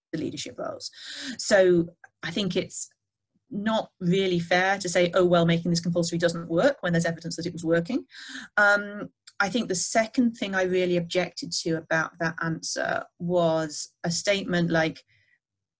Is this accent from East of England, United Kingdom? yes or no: no; the Northwest, North West England, United Kingdom; I grew up in the Northwest in the 1980s